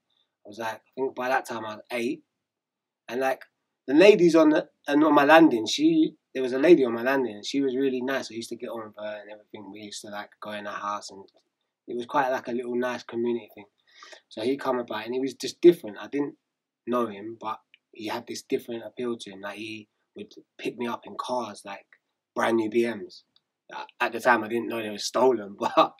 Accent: Enfield, London, United Kingdom; also born or lived in Edmonton, London; I was born in Edmonton. I grew up in Enfield.

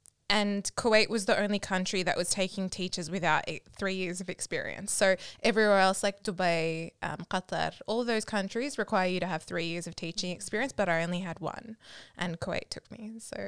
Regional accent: Australia; also born or lived in United States / Malaysia; I was born in the States and I moved... Then we moved from the US to Malaysia. Then we moved to Australia by the time I was six.

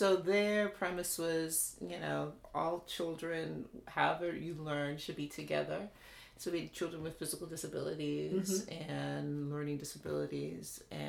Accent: London, United Kingdom; now in United States; I was born in England, East London. So it's like a working class area, very diverse.

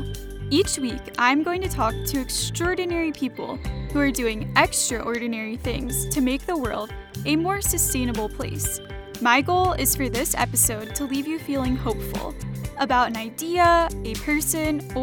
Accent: Georgia, United States; my home state of Georgia

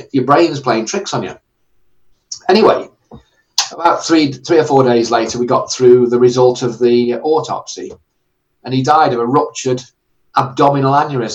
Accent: Stoke-on-Trent, West Midlands, United Kingdom; moved away as an adult; also born or lived in Harrow; Stoke-on-Trent, which is where I'm from

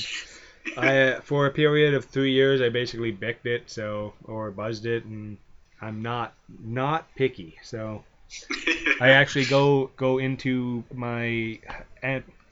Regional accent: Canada; I'm Canadian

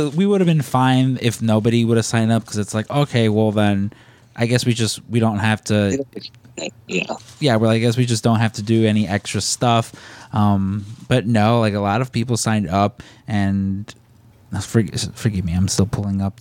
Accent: Chicago, Illinois, United States; accent: Chicago; I had a Chicago accent

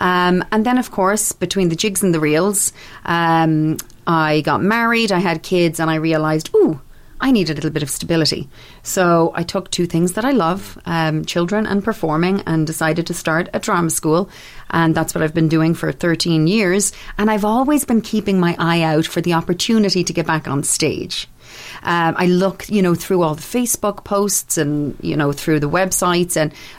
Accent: Brooklyn, New York, United States; Actually, no, I'm from Brooklyn. This is just the accent I do for the show.

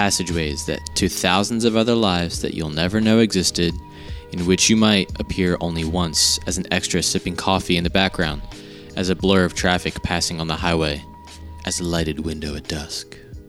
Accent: Marlton, New Jersey, United States; I came from Marlton, New Jersey

